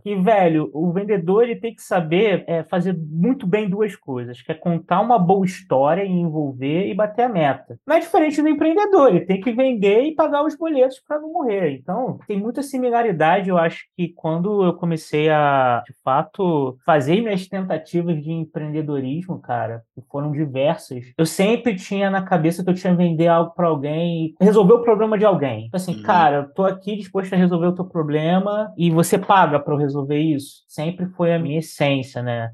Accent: Rio de Janeiro, Brazil; moved away as an adult; now in São Paulo, Brazil; Tenho 34 anos, sou do Rio, né? Sou natural do Rio de Janeiro, carioca pô, já moro aqui no, em São Paulo já tem oito anos

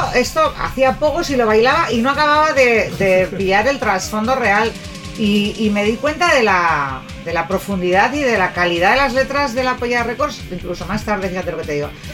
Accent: Basque Country, Spain; soy vasca

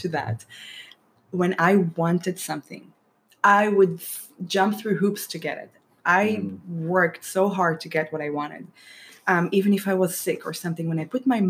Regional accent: Israel; moved away; My parents fed us Mediterranean diet growing up in Israel

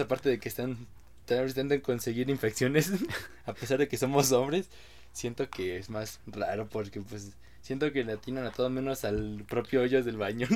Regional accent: Mexico; como buen mexicano

